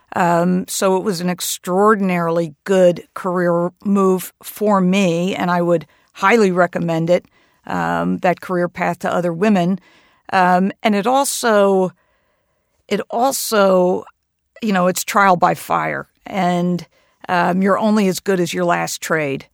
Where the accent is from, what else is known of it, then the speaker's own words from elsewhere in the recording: Hastings-on-Hudson, New York, United States; also born or lived in Massachusetts; the oldest men's golf club in Hastings on Hudson, my hometown.